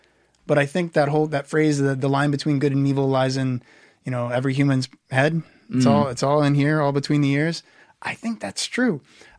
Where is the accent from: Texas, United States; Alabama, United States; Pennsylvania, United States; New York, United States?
Texas, United States; Houston; Houston. Right. So the big industrial, kind of uglier one of our four cities, but hey.